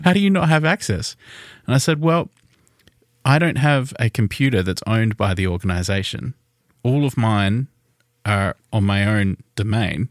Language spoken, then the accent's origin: English; Tasmania, Australia; we are Australian, if you didn't know. We're from Tasmania.